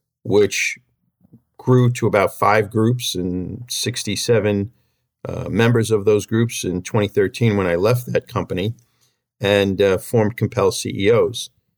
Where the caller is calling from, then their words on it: Huntington, New York, United States; I'm calling in from Huntington, which is on the western edge of Suffolk County in Long Island.